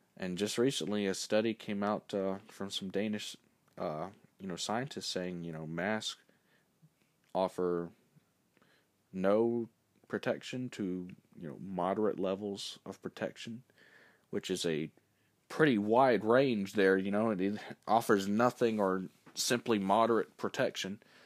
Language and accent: English; United States